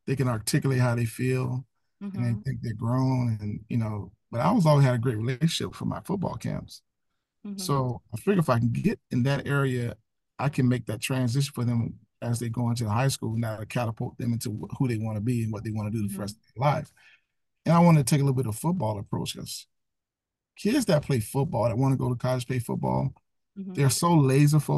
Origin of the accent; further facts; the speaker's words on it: Pompano Beach, Florida, United States; also born or lived in Tallahassee, Florida / Atlanta, Georgia; born and raised in Pompano Beach